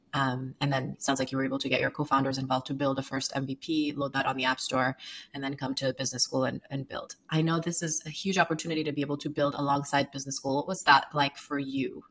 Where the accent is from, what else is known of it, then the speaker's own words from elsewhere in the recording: Sierra Leone; moved away; I grew up in Sierra Leone